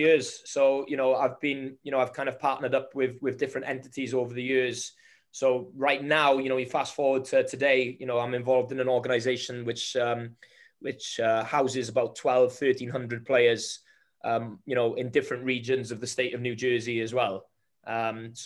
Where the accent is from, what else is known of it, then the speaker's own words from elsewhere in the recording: Wales, United Kingdom; as a Welshman